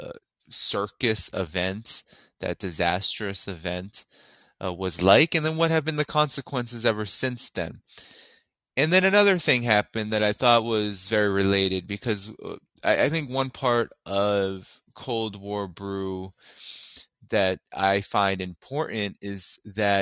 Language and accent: English; Boston, Massachusetts, United States; I'm from Boston